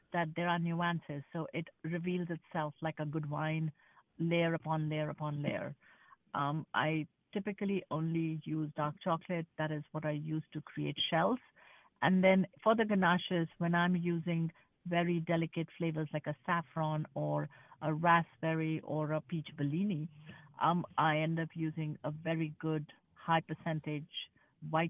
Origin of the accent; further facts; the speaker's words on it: India; now in United States; Growing up in India